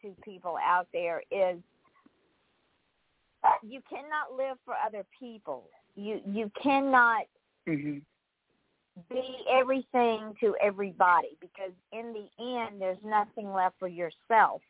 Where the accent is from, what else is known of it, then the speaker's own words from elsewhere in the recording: East Point, Georgia, United States; moved away as an adult; also born or lived in Jackson County, Georgia / Atlanta, Georgia; now in Port St. Lucie, United States; I grew up in Georgia